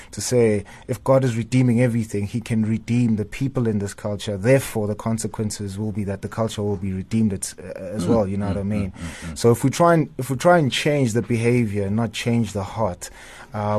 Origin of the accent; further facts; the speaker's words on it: Tembisa, Gauteng, South Africa; I come from Tembisa, born and raised there.